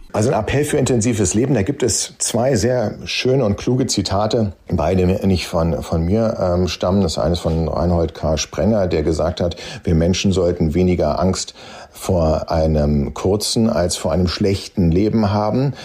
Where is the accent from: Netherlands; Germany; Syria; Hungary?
Germany; als Deutsche